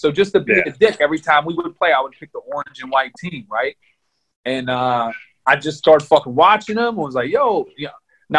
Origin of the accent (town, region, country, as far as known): Pittsburgh, Pennsylvania, United States; born or raised there